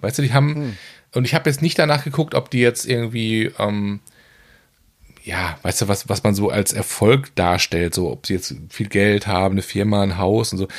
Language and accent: German; North Rhine-Westphalia, Germany; als Westfale